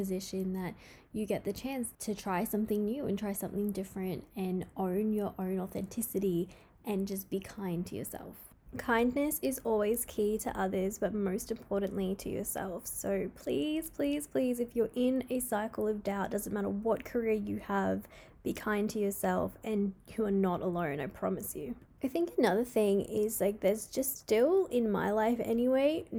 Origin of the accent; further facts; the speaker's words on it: Queensland, Australia; in my hometown anyway, we had the Logies up here in Queensland